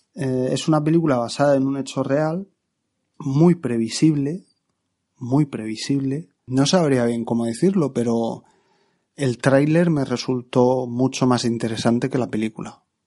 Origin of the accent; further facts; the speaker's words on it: Region of Murcia, Spain; en mi tierra, Murcia